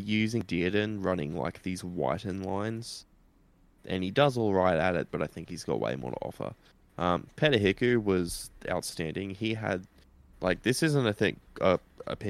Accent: Queensland, Australia; As a Queenslander

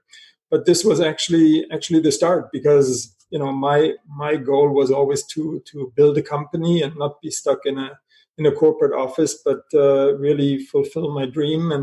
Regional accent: Germany; moved away; also born or lived in Paris, France; I was born in Germany

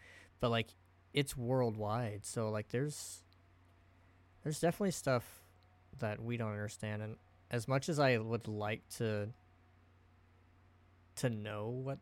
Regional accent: Oregon, United States; growing up in Oregon

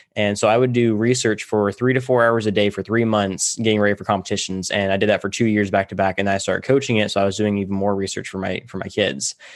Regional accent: Tulare, California, United States; I grew up in Tulare, California.

